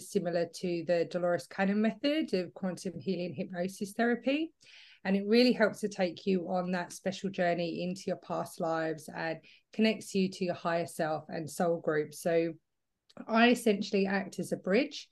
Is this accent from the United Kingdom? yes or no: yes; England, United Kingdom; moved away as an adult; now in Australia; I'm originally from England, but I moved to Australia 10 years ago now. So I feel like I'm getting a bit of an Aussie twang